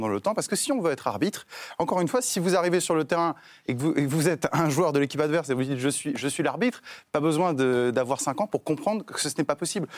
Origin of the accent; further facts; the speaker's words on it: France; ce qui m'intéresse en tant que Français